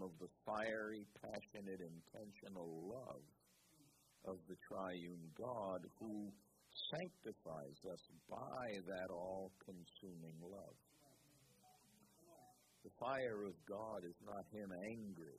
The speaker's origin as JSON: {"language": "English", "region": "New York", "country": "United States", "also_born_or_lived": "Raleigh, North Carolina", "said": "I'm from New York"}